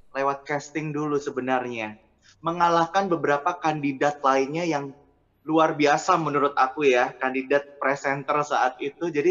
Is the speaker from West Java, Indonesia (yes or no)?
no; Jember, East Java, Indonesia; now in Surabaya, Indonesia; Dari Jember yang hijrah ke Surabaya